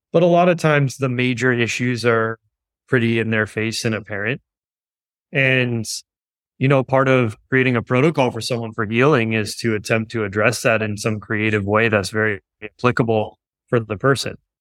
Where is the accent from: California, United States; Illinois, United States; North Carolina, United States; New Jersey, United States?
California, United States; Los Angeles; grew up in West Los Angeles.